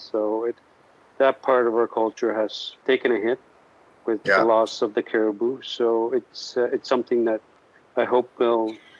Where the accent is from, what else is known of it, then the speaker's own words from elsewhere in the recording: Pangnirtung, Nunavut, Canada; first language Inuktitut; English is a second language; I was born and raised in Penuktuk on the southeastern portion of Baffin Island.